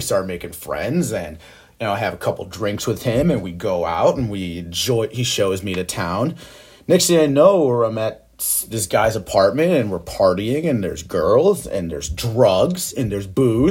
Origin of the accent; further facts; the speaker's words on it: England, United Kingdom; And they keep beating me over the head with fucking phone books because I'm English, calling me a redheaded English bastard.